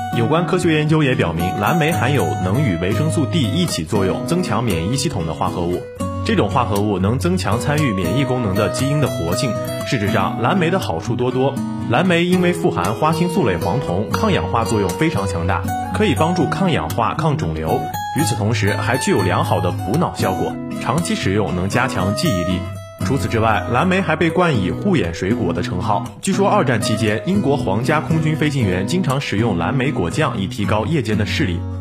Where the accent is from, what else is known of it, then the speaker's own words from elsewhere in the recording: China; 虽然说这是我们中国人的一种习惯